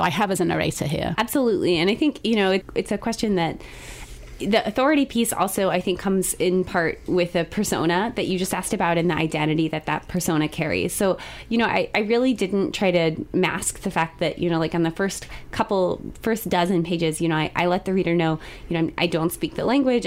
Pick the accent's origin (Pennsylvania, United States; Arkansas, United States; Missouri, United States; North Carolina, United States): Missouri, United States; Columbia; I grew up here in Columbia, so sophomore at Rockbridge High School